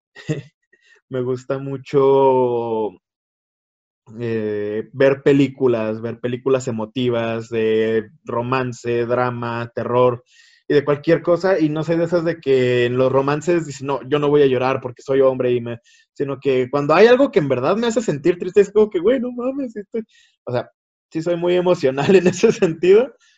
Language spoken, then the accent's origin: Spanish; Chihuahua, Mexico; Soy de México, Chihuahuita, Chihuahuita, México.